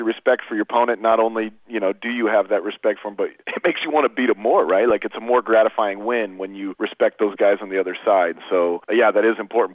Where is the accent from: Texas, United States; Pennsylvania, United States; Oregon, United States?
Oregon, United States; moved away as an adult; also born or lived in Montana; I grew up in Oregon, uh, you know, in Oregon